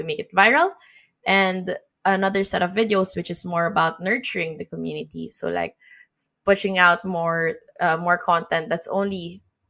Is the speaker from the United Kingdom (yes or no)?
no; Philippines; moved away; my home country in the Philippines.